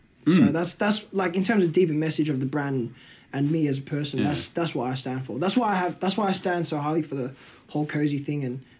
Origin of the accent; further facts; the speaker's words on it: Melbourne, Victoria, Australia; that definitely comes from my Aussie side, because I'm Australian at the end of the day. You know? I was born and raised here. Yeah, obviously, my nationality's Filo, but if you ask me, like, to label what I am, I'm Australian.